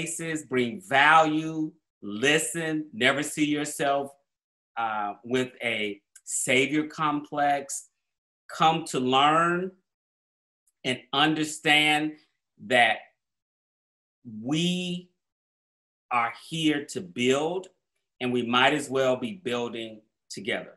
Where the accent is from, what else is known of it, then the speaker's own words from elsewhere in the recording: Atlanta, Georgia, United States; moved away as an adult; I grew up in Black Atlanta. Everything I saw that was inspiration to me growing up in Atlanta was Black